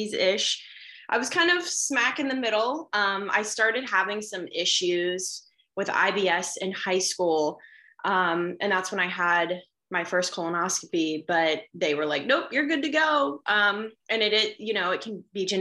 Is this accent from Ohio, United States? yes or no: yes; Cincinnati, Ohio, United States; now in West Virginia, United States; I currently live in West Virginia. I'm originally from Cincinnati, Ohio